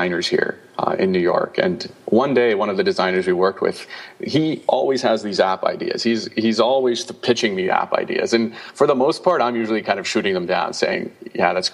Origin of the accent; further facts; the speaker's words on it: Canada; I'm Canadian